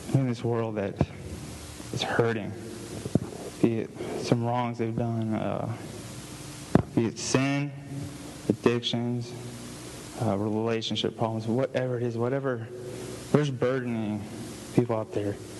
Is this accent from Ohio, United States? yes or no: no; Houston, Texas, United States; where I was born and raised in Houston, Texas